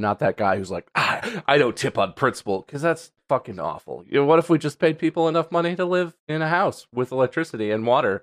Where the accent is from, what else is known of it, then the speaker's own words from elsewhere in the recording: United States; as an American